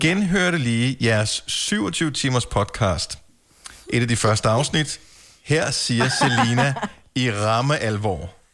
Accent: Funen, Southern Denmark, Denmark; also born or lived in Greater Copenhagen area; now in Greater Copenhagen, Denmark; jeg er opvokset på Fyn

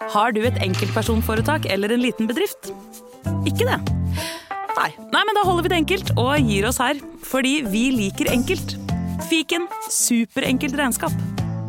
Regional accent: Oslo, Norway; Jeg er uh, fra Oslo

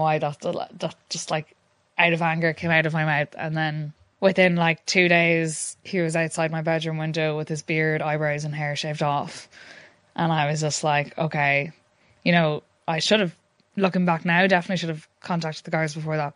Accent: Sligo, Connacht, Ireland; moved away as an adult; now in Galway, Ireland; I am from Sligo, but I've been living in Galway for the last while

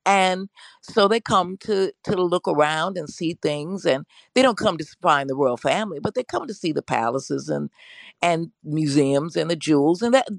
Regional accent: United States; born and raised in America

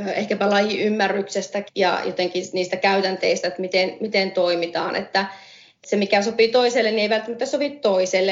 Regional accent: Oulunsalo, North Ostrobothnia, Finland; moved away; also born or lived in Oulu / London; mä oon Oulusta kotoisin alun perin ja Oulussa syntynyt, Oulun salossa kasvanut, käynyt siellä ala- ja yläkoulun

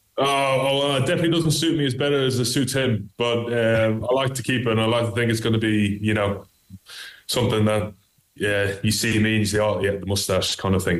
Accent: Ireland; I grew up in Ireland, so I actually started off with Gaelic

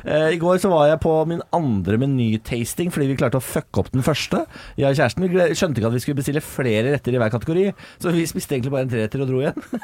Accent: Moss, Østfold, Norway; jeg er fra Moss og Vestfold.

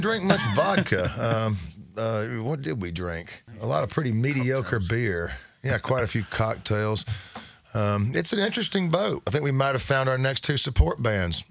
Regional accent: United States; we grew up in East Tennessee and North Carolina

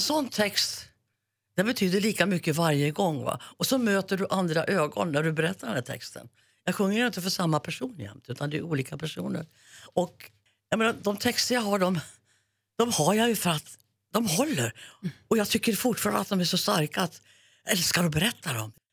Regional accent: Järvsö, Gävleborg County, Sweden; born or raised there

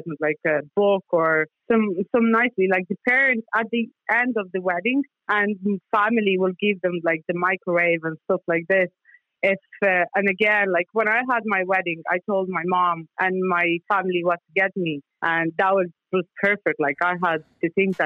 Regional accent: Moldova; moved away; I'm from Republic of Moldova

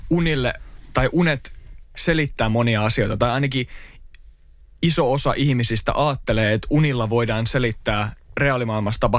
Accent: Turku, Southwest Finland, Finland; Mun piti laittaa oikein tämmöinen paita, missä lukee Product of Turku

